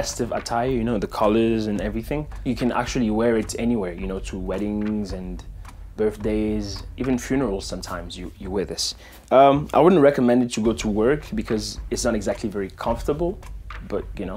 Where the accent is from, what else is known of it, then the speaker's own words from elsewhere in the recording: DR Congo; now in Phoenix, United States; I was born in the Democratic Republic of the Congo, and now I live in Phoenix, Arizona